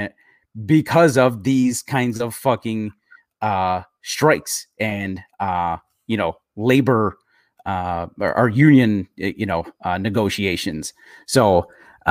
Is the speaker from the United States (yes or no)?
yes; Chicago, Illinois, United States; where I grew up in Chicago